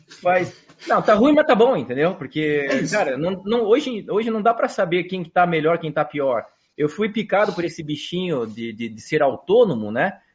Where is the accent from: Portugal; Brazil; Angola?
Brazil; Curitiba, Paraná; moved away as an adult; also born or lived in interior of São Paulo; now in Curitiba, Brazil; eu saí de Curitiba